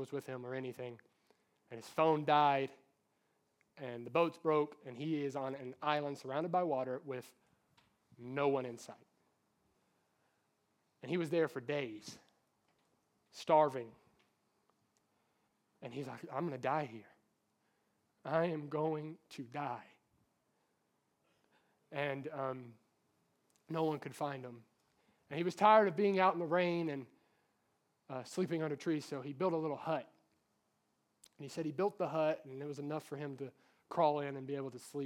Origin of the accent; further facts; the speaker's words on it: Norton, Virginia, United States; That's my hometown.